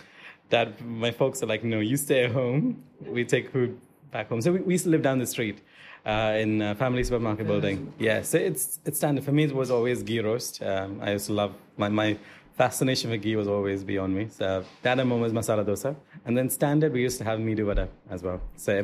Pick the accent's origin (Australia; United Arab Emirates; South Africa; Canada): United Arab Emirates; Dubai; also born or lived in Al Qusais, Dubai / Al Garhoud, Dubai; I'm a Karama boy, so I grew up in Karama. Yeah. So when we were Karama residents, we used to come here quite often. Yeah. Then we moved to Gisez.